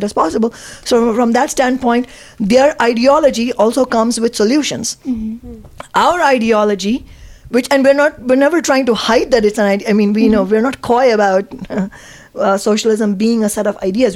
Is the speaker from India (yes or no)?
yes; Mumbai, Maharashtra, India; now in United States; I grew up in Mumbai in India